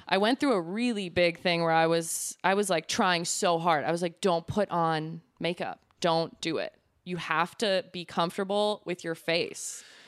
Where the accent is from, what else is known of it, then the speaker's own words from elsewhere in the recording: Lemont, Illinois, United States; also born or lived in Elmwood Park, Illinois; I'm originally from Lamont